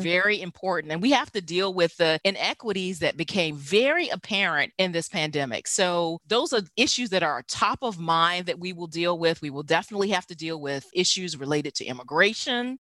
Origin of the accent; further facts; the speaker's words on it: the South, United States; moved away; I grew up in the South